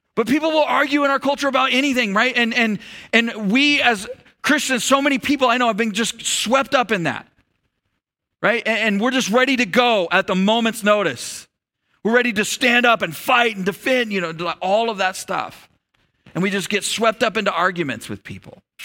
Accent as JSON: {"language": "English", "country": "United States", "said": "I'm an American"}